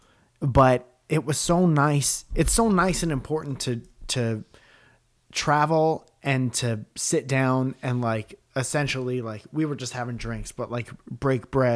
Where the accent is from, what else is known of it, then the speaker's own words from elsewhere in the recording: Northeast, United States; moved away as an adult; also born or lived in Los Angeles, California; we're from the Northeast and we moved